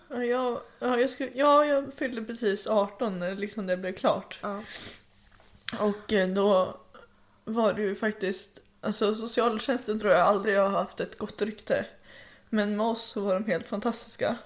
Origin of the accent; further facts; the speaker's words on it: Hölö, Stockholm County, Sweden; also born or lived in Tullgarn; jag föddes 2001 i Hölö som är i närheten av Nyköping